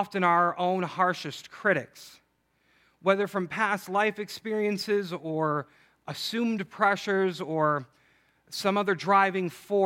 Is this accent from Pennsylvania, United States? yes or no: no; Chicago, Illinois, United States; I'm from Chicago